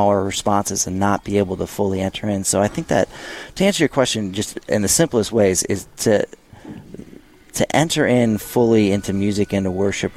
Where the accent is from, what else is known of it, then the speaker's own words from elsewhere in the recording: St. Louis, Missouri, United States; moved away; also born or lived in Minnesota; I'm from St. Louis, Missouri